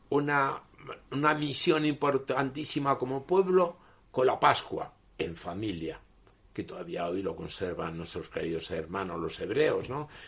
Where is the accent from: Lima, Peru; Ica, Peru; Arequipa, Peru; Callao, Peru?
Callao, Peru; yo vengo de Callao, de Perú, donde se están muriendo como moscas, ¿no? No tenemos ni mascarilla.